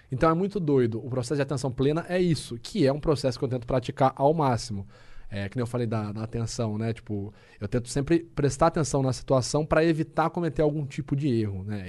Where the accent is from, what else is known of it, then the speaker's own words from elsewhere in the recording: Rio Claro, São Paulo, Brazil; moved away as an adult; lá na minha cidade, lá em Rio Claro